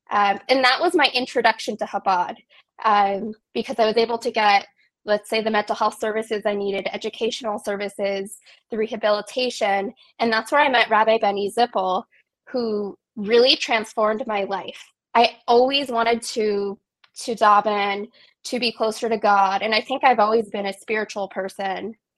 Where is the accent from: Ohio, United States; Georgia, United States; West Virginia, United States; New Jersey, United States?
West Virginia, United States; So I was born in the Kaneha Valley. I've lived here probably on and off my entire life. And I grew up in a loving Jewish home.